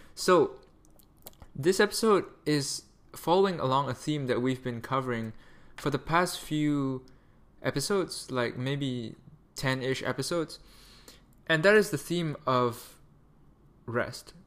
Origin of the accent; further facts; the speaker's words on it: Malaysia; I'm Malaysian